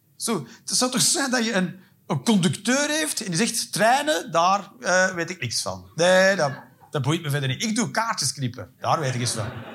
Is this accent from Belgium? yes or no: yes; Antwerp, Flanders, Belgium; moved away as an adult; also born or lived in England; Ik ben van Antwerpen